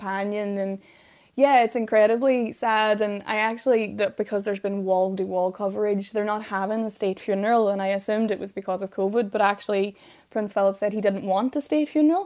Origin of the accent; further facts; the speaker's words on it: Derry, Northern Ireland, United Kingdom; I'm from Derry